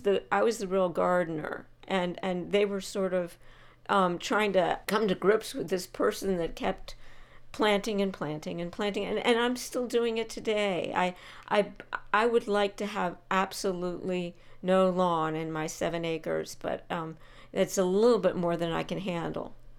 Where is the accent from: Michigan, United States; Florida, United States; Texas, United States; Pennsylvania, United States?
Pennsylvania, United States; Bucks County; moved away; as a young child, I was in Bucks County, Pennsylvania